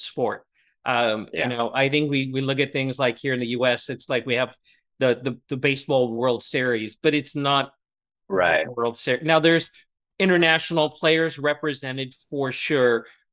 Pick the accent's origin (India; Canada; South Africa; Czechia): South Africa; Gauteng; moved away; I grew up in South Africa and probably about 40 minutes away from Kyalami